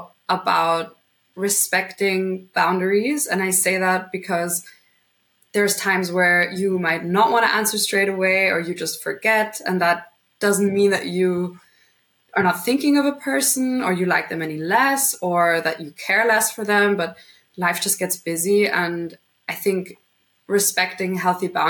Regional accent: Vienna, Austria; also born or lived in London / Madrid; born and raised in Vienna up until when I was 18.

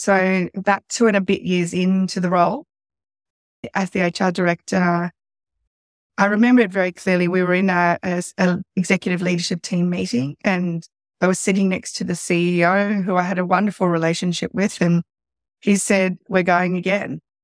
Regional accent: Sydney, New South Wales, Australia; born or raised there; also born or lived in South Africa; now in Central Coast, Australia

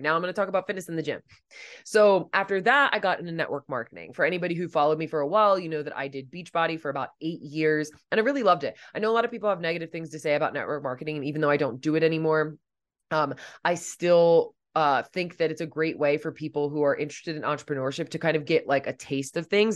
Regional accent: Delaware, United States; moved away as an adult; also born or lived in Pennsylvania / Los Angeles; I had, like, stayed in my home state of Delaware and, like, Pennsylvania all my life.

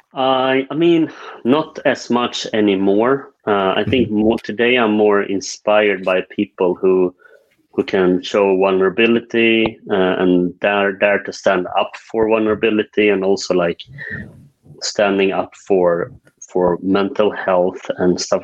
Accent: northern Sweden, Sweden; also born or lived in South Korea; now in Stockholm, Sweden; I am uh, Swedish uh, although I was adopted from South Korea when I was two years old. Grew up in the uh, northern parts of Sweden

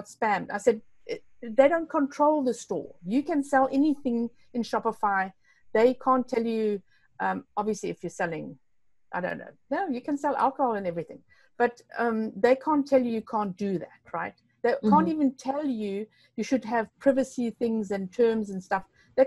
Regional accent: Namibia; English is a second language; I'm from Namibia, so it's a bit strange, you know. So I've got like three languages, I think about four languages.

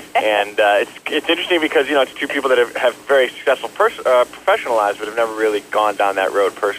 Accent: Chicago, Illinois, United States; moved away as an adult; also born or lived in Maine; I grew up in Chicago. Grew up in a suburb of Chicago and then moved into the city before high school. Went to high school in the city. Started acting there in Chicago, and went to college in Maine, but went back to Chicago

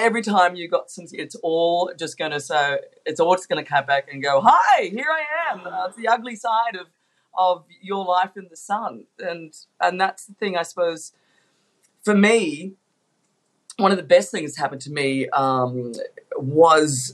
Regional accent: Australia; we're Australian. We live in a beautiful country.

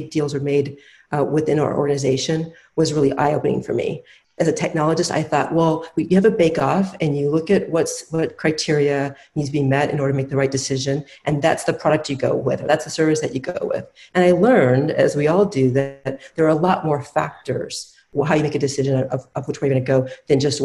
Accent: Midwest, United States; I grew up in the Midwest

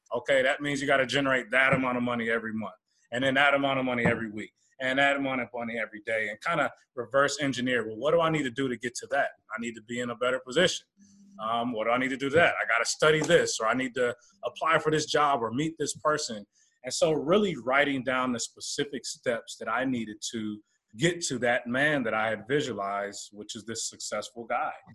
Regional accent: Oakland, California, United States; born and raised in the Bay Area, Oakland, California area, San Francisco area

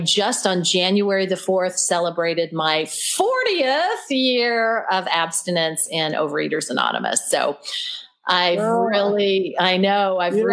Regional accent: Oklahoma, United States; I was born and raised in Oklahoma

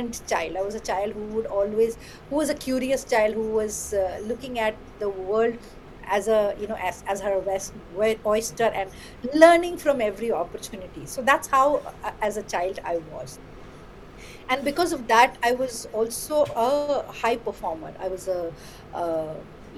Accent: West Bengal, India; first language Bengali; English is a second language; also born or lived in Kolkata; I used to be in a very small town in West Bengal, learning in my own mother tongue, Bengali

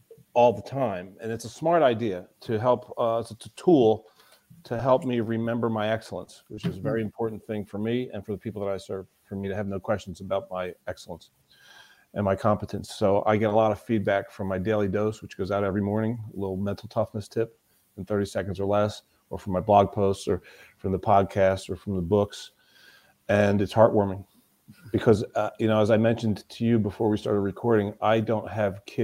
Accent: Florida, United States; I was born in the southeast. I was born in Florida.

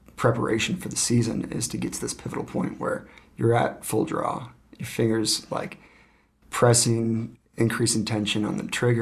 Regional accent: Cascade, Idaho, United States; I'm from Idaho. So where I grew up hunting was like the rainforest. It was outside of Cascade, Idaho, the west mountain.

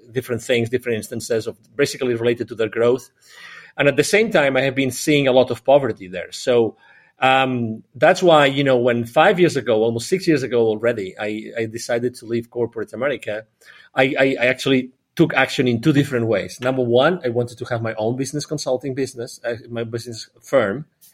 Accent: Barcelona, Catalonia, Spain; also born or lived in 8 countries; Well, I'm originally from Barcelona in Spain, close to Barcelona in Spain. I've lived in 8 different countries.

